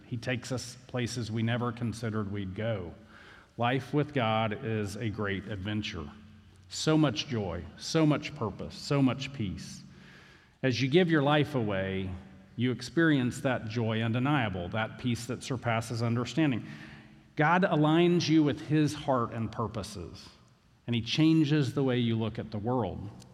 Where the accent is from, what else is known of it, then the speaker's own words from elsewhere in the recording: Valdosta, Georgia, United States; I grew up in Valdosta. I barely can speak English.